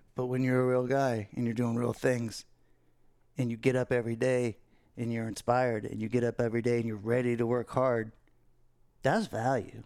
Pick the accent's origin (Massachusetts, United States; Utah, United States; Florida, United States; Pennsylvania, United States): Florida, United States; Fort Lauderdale; growing up in Fort Lauderdale